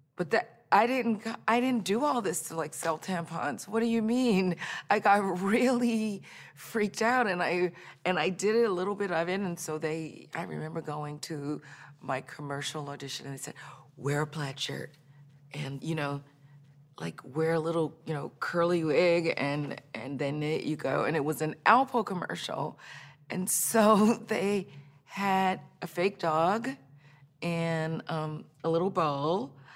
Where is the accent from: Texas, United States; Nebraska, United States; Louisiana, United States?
Louisiana, United States; Baton Rouge; moved away; I grew up in Baton Rouge, Louisiana